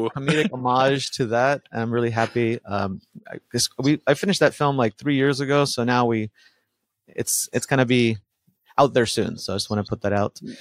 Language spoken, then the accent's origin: English; Miami, Florida, United States; English is a second language; also born or lived in Buenos Aires, Argentina; now in Los Angeles, United States; We moved to Miami and uh, grew up in that neighborhood.